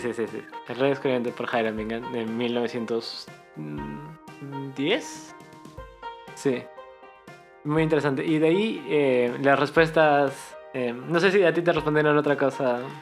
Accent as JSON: {"language": "Spanish", "region": "Cusco", "country": "Peru", "said": "nosotros somos de Cusco"}